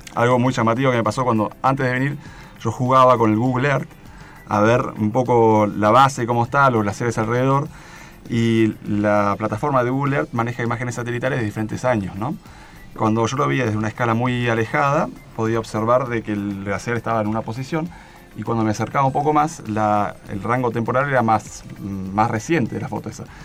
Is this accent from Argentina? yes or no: yes; Bariloche, Río Negro, Argentina; moved away as an adult; now in Esquel, Argentina; yo estoy viviendo en Esquel últimamente y criado en Bariloche